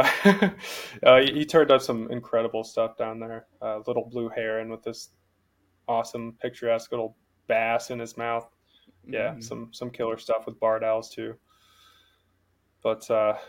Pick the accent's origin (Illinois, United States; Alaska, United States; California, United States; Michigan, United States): Alaska, United States; Homer; growing up in Homer